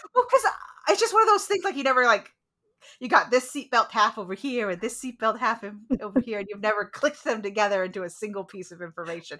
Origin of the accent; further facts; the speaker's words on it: United States; as an American